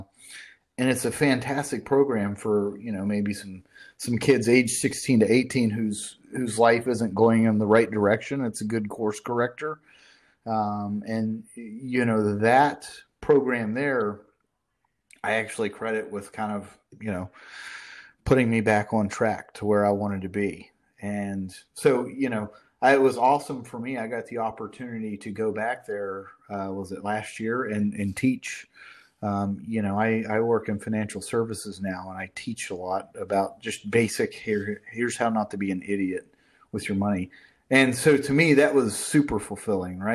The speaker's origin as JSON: {"language": "English", "town": "Fairmont", "region": "West Virginia", "country": "United States", "tie": "born or raised there", "moved": "yes", "lives_now": "Norfolk, Virginia Beach area, United States", "said": "I grew up about 15 miles south there in Fairmont"}